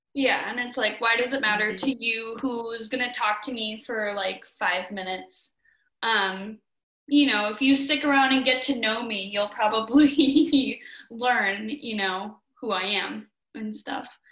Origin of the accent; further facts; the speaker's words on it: Minnesota, United States; now in Missoula, United States; a Minnesotan